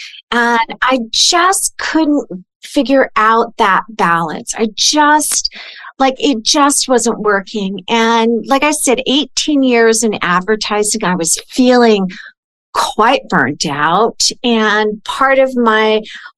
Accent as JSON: {"language": "English", "region": "California", "country": "United States", "moved": "yes", "said": "I'm originally from California"}